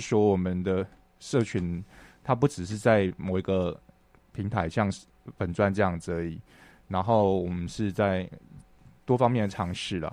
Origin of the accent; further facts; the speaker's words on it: Chiayi, Taiwan; moved away as an adult; also born or lived in Hualien; 我那时候在嘉义长大，然后我在高职的时候是读